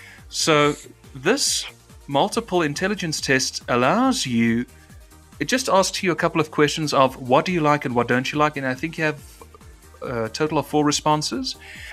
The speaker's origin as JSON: {"language": "English", "country": "South Africa", "said": "If you want to know how my actual accent is, this is how it's supposed to sound, because we roll the letter R in South Africa. That's how my accent was."}